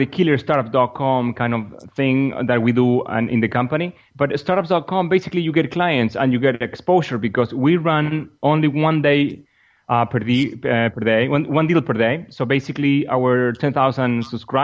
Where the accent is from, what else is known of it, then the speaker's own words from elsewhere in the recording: Argentina; moved away as an adult; also born or lived in San Jose, California; I'm from Argentina myself and down in South America